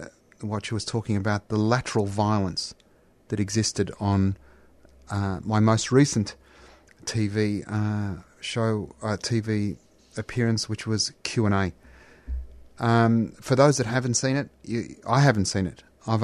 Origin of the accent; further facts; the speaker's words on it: Australia; obviously much easier for me as an Australian-Palestinian, a single-issue person